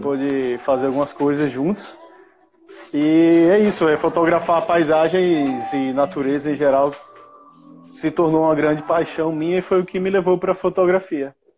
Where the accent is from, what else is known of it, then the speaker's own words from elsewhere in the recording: Maceió, Alagoas, Brazil; Sou de Maceió